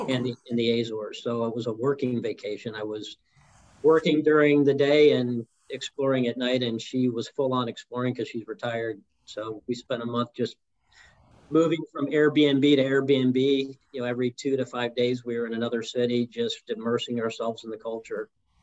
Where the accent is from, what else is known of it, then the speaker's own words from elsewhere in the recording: New York City, New York, United States; born there; now in Pittsburgh, United States; Well, I was born in New York City, but Pittsburgh is the 23rd place I've lived.